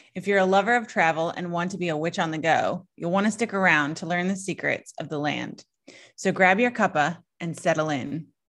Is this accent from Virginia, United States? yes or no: yes; Southeast Virginia, United States; also born or lived in Smoky Mountains; I grew up, you know, I grew up in Southeast Virginia